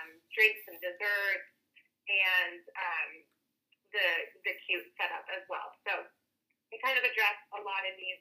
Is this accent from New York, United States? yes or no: no; Seattle, Washington, United States; I'm from the Seattle, Washington area